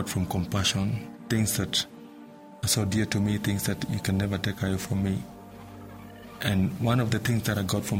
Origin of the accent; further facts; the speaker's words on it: Nairobi, Kenya; I was born in Matare, Nairobi, Kenya. I grew up hungry, and as a little boy, I went to the streets of Nairobi